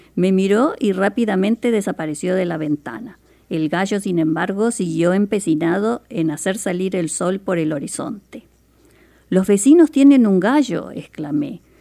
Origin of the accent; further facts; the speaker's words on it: Montevideo, Uruguay; now in Seattle, United States; yo soy de Montevideo, Uruguay, en Sudamérica.